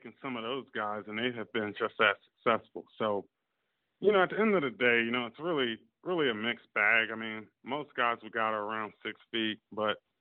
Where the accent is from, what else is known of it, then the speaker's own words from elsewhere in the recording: Virginia, United States; I'm from, I was born in Virginia